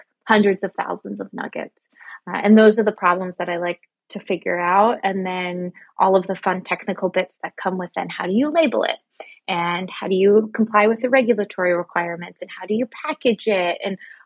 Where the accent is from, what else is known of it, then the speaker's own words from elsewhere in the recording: Canada; moved away as an adult; now in New York City, United States; I'm actually Canadian, so I was doing all of this in Canada